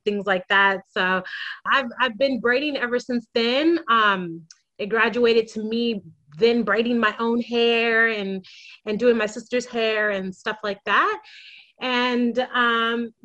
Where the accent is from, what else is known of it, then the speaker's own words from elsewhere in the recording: United States; moved away as an adult; now in Sydney, Australia; I am an American who moved to Australia about 6 years ago.